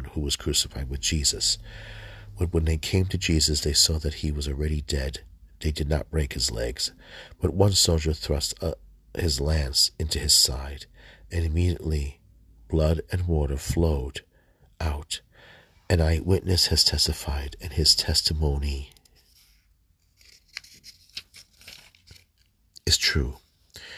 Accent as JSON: {"language": "English", "country": "United States", "tie": "born or raised there", "said": "I was born in the United States"}